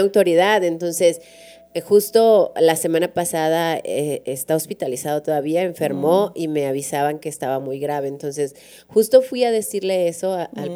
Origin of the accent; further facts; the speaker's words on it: Durango, Mexico; now in La Laguna, Mexico; yo vengo de Durango